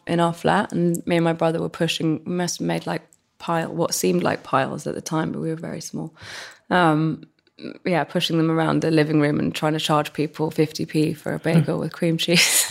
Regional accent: London, United Kingdom; growing up in West London

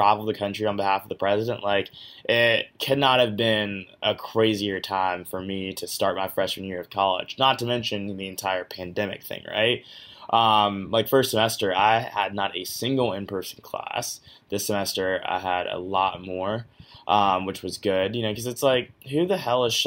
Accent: Georgia, United States; My home state of Georgia

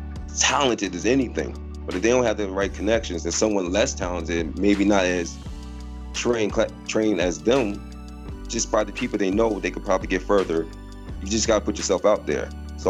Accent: East Orange, New Jersey, United States; now in Canada; From East Orange, New Jersey, Illtown, living in Canada right now. But yeah, man, I started out in Jersey.

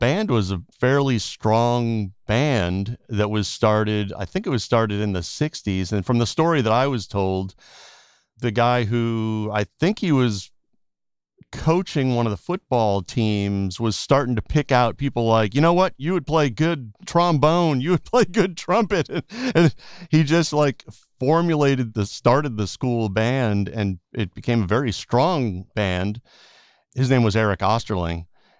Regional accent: Portland, Connecticut, United States; moved away as an adult; also born or lived in Boston / New York; now in Los Angeles, United States; I grew up in Portland, Connecticut, a very small town in the middle of Connecticut. So small that a lot of people that live in Connecticut don't even know that Portland exists.

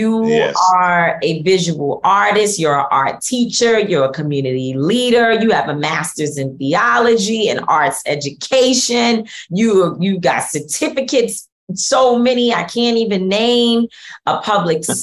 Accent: New York City, New York, United States; also born or lived in North Bronx; I'm from Harlem, but I've been in the North Bronx for a long time

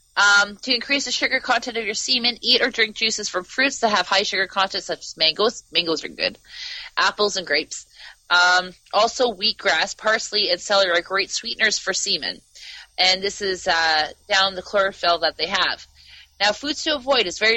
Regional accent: Canada; I'm from Canada.

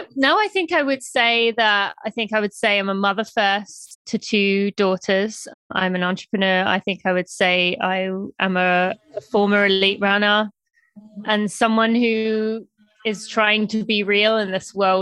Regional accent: United Kingdom; moved away as an adult; now in United States; I am from the UK, from just north of London. I moved to America when I was 18 on a track and field cross country scholarship

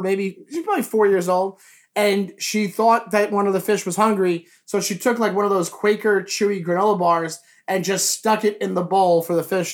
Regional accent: Long Island, New York, United States; I grew up in Long Island, New York

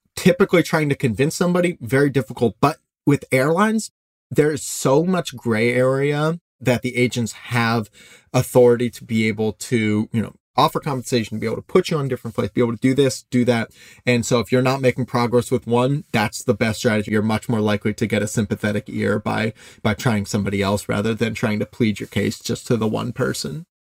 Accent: Midwest, United States; I grew up in the Midwest, very easygoing

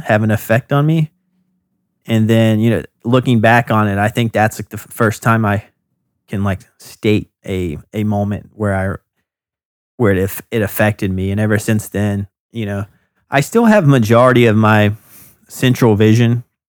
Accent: North Carolina, United States; moved away as an adult; now in Brooklyn, United States; I'm from North Carolina, and I went to the University of North Carolina at Wilmington

